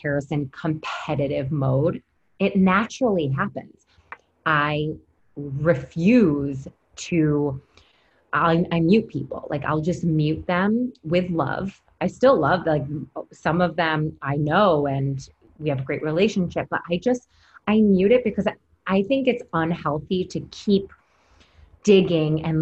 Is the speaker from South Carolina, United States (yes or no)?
no; Syracuse, New York, United States; now in New York City, United States; I'm from Syracuse and moving from a small town upstate and then moving to the city